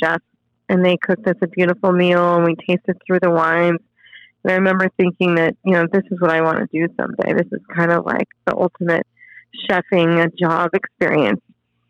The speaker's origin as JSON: {"language": "English", "town": "Temecula", "region": "California", "country": "United States", "tie": "born or raised there", "also_born_or_lived": "Orange County, California / San Francisco / Sweden", "moved": "as an adult", "lives_now": "Paso Robles, United States", "said": "I grew up in California, Southern California specifically. My family was from Orange County, and in the early 80s, we moved out to Temecula, and I grew up on 10 acres of orchard"}